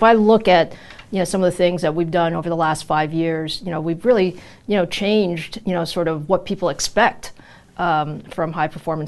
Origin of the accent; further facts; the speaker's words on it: New York, United States; also born or lived in Taiwan; So I was born in Taiwan, and you know, my parents immigrated to the U.S. My dad was coming to graduate school here. So I grew up in New York.